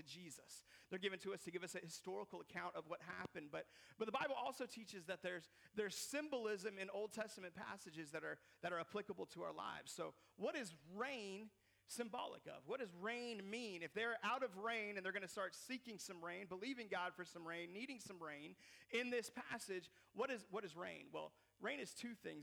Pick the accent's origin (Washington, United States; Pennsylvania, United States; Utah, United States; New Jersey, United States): Washington, United States; Seattle; I grew up in Seattle, Washington, which is known for a lot of rain